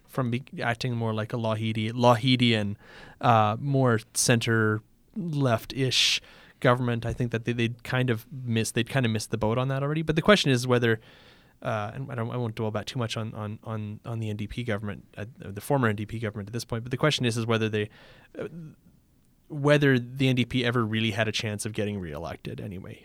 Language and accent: English; Canada; as a Canadian